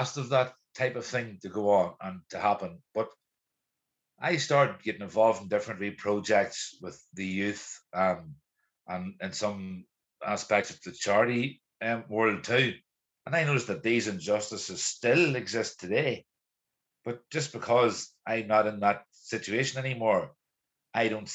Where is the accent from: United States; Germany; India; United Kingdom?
United Kingdom; East Tyrone, Northern Ireland; I grew up in Arbaugh in the 1980s and 90s